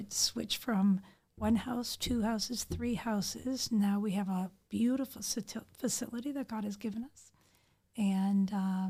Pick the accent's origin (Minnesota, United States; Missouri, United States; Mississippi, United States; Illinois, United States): Illinois, United States; Chicago; moved away as an adult; now in Bogota, Colombia; I grew up in the Chicago area